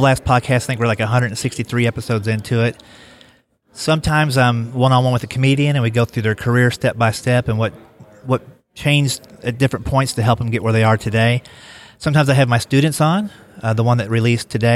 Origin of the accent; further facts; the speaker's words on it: Kentucky, United States; moved away as an adult; also born or lived in Columbus, Ohio; now in Nashville, United States; I grew up in Kentucky